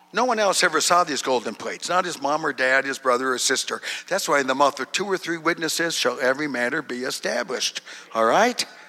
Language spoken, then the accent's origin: English; Duluth, Minnesota, United States; I was born in Duluth, Minnesota